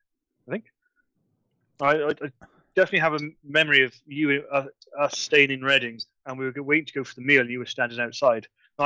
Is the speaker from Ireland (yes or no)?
yes; Ireland; because I'm from Ireland.